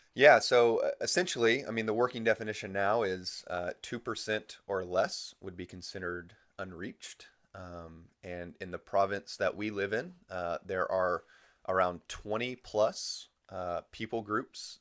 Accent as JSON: {"language": "English", "country": "United States", "moved": "as an adult", "said": "being an American"}